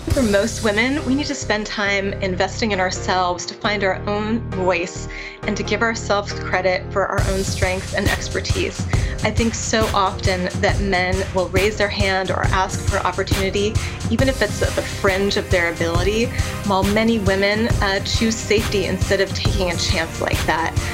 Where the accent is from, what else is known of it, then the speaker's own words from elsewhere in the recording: Massachusetts, United States; my home state here